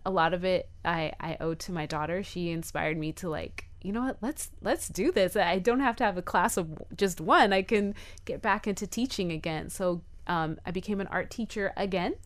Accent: Miami, Florida, United States; we're from Miami

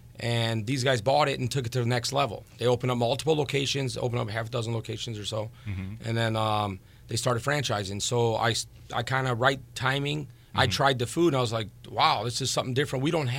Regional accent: Crown Point, Indiana, United States; Yeah. I'm from Crown Point, native, local, whatever you want to call it.

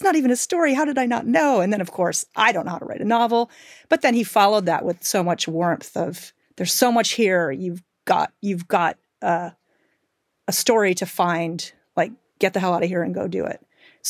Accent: Michigan, United States; I grew up in Western Michigan and kind of urban Rust Belt.

